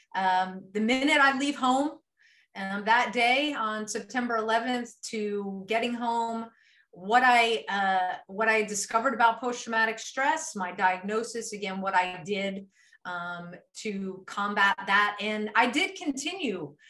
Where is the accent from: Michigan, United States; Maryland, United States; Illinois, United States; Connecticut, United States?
Maryland, United States; moved away as an adult; now in Texas, United States; I moved from from the East Coast. I grew up uh, in Maryland